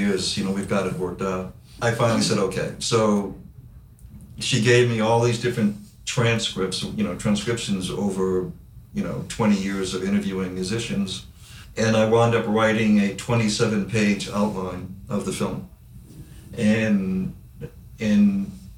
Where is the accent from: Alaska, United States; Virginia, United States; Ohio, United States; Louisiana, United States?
Louisiana, United States; New Orleans; New Orleans, my hometown